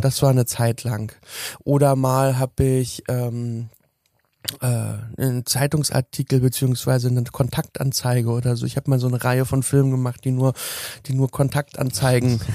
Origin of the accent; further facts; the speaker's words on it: Berlin, Germany; ich bin 1983 geboren worden in Berlin Lichtenberg